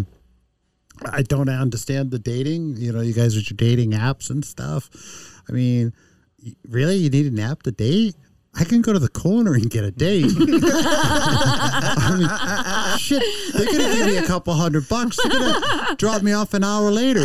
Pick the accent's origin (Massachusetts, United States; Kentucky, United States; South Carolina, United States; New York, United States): Massachusetts, United States; Boston; when I grew up in Boston as a mm-hmm. kid, when I was 18, I was a bouncer